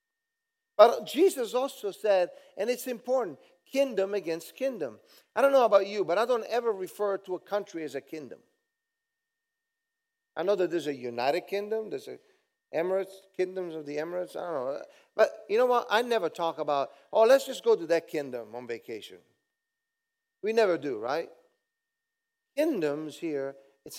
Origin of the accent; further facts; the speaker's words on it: Southern Italy, Italy; moved away; I'm a southern boy from another country, Italy.